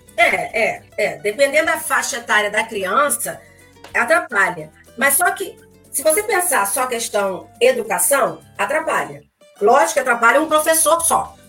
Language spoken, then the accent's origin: Portuguese; São Gonçalo, Rio de Janeiro, Brazil; vim de lá de São Gonçalo